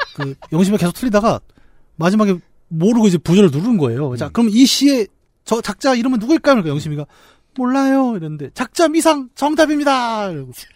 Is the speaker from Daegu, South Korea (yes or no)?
no; Bucheon, Gyeonggi Province, South Korea; 저 고향 부천에 이제 중앙극장이라는 데가 있었습니다.